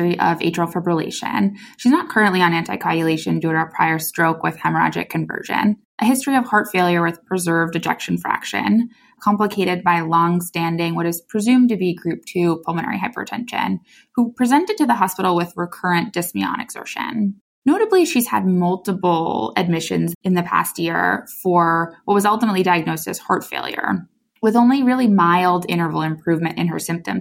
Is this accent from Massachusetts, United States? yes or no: yes; Boston, Massachusetts, United States; also born or lived in Chicago; I'm originally from Boston, actually, so lifelong